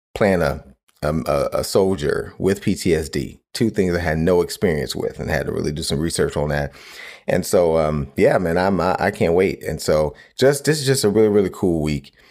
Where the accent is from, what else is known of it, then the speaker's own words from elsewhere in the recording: Cleveland, Ohio, United States; where I grew up in Cleveland